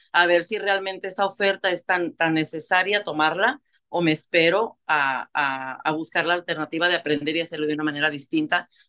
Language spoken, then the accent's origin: Spanish; Tijuana, Baja California, Mexico; moved away as an adult; now in Tulare, United States; soy una mujer mexicana, vengo de Tijuana, Baja California, soy fronteriza